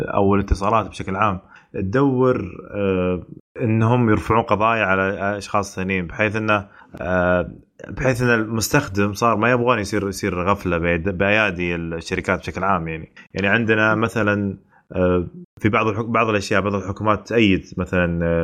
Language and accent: Arabic; Saudi Arabia; عندنا بالسعوديه